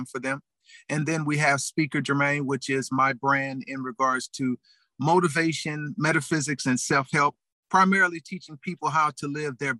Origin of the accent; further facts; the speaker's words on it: Los Angeles, California, United States; born and raised in Los Angeles, California, in the United States